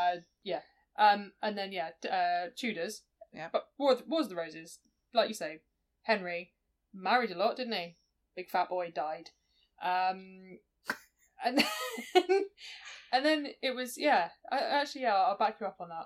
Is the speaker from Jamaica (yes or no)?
no; United Kingdom; us as a nation